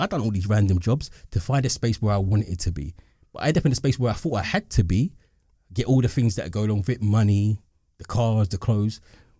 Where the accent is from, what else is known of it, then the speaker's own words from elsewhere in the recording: London, United Kingdom; And that's when I say I'm black British, I'm more specific. I'm an East Londoner.